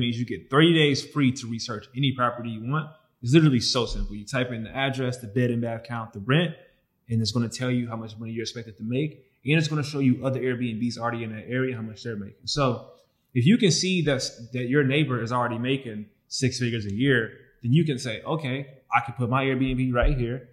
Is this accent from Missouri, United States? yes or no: yes; St. Louis, Missouri, United States; we come from St. Louis to inner city.